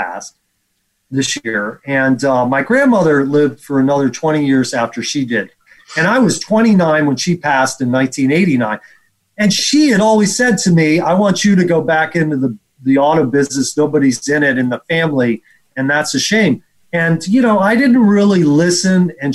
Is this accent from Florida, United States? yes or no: yes; Palm Beach, Florida, United States; I grew up in Palm Beach, Florida